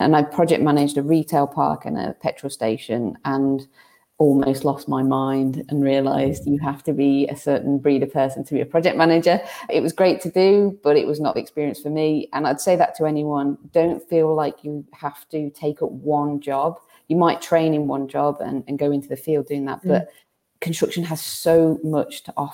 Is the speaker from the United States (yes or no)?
no; United Kingdom; we're British